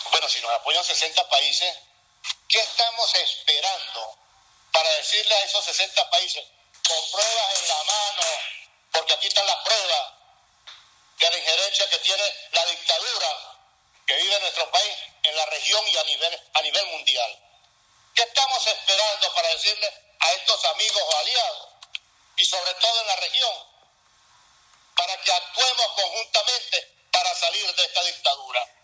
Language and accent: Spanish; Venezuela; moved away; como venezolano